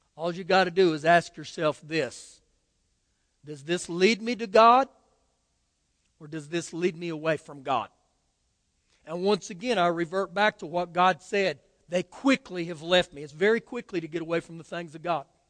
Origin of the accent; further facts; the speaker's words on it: Oklahoma, United States; moved away; I grew up back in Oklahoma